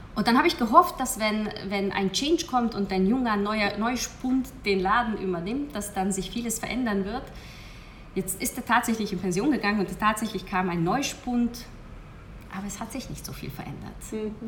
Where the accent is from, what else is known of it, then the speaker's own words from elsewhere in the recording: Hungary; moved away as an adult; ich bin gebürtige Ungarin